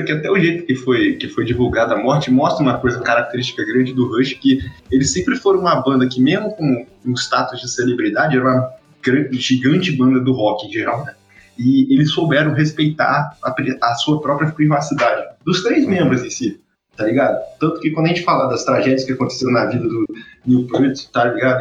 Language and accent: Portuguese; Rio de Janeiro, Brazil; eu sou carioca